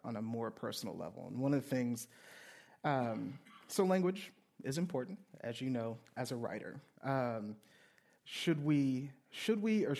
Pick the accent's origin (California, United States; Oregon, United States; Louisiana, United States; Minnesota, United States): Louisiana, United States; I grew up in Louisiana, grew up below the Mason-Dixon line